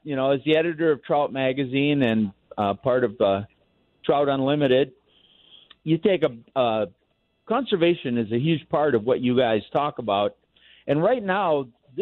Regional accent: Midwest, United States; We grew up in the Midwest

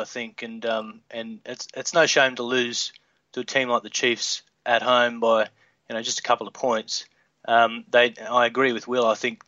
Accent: Queensland, Australia; born and bred Queenslander

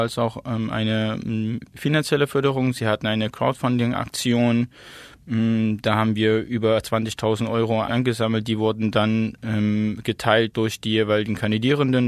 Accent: Plauen, Saxony, Germany; also born or lived in Zakho, Iraq; now in Dresden, Germany; bin geboren in Sacho, das ist eine Stadt im Nordirak, hm, bin aufgewachsen in Plauen

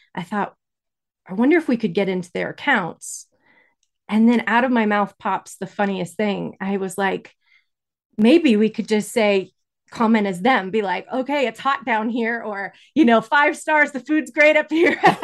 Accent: Incline Village, Nevada, United States; I was born in Incline Village, That's in Nevada. It's right by Lake Tahoe.

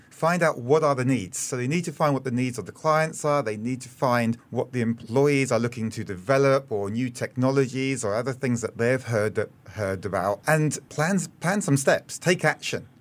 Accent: United Kingdom; moved away as an adult; also born or lived in Australia; now in Singapore; I'm British, and I spent three years in Australia before coming here in early

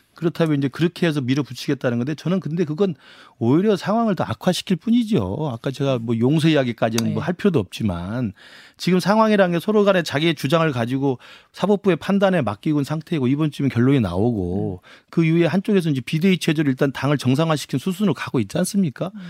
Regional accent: Honam, South Korea; 저도 호남 출신입니다만

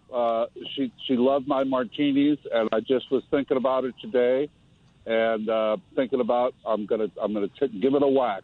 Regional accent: Detroit, Michigan, United States; I was born in Detroit

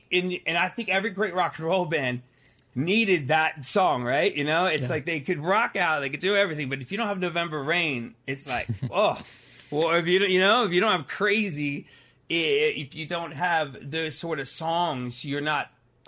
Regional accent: Pennsylvania, United States; I grew up in Pennsylvania, right outside of Philadelphia.

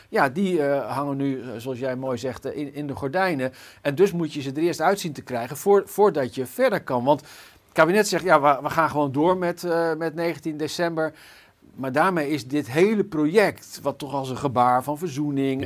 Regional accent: Zutphen, Gelderland, Netherlands; Ik kom zelf bijvoorbeeld uit Zutphen

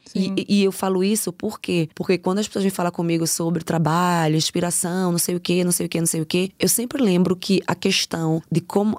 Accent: Recife, Pernambuco, Brazil; moved away as an adult; now in Germany; Eu nasci no Morro da Conceição, me criei lendo tiro

